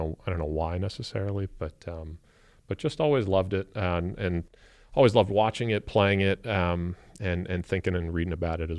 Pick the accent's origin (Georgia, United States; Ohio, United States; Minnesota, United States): Ohio, United States; Avon Lake; Yeah. I mean, I had a great, wonderful American childhood. Was fortunate to grow up in a great, loving home. We had a lot of family in the area.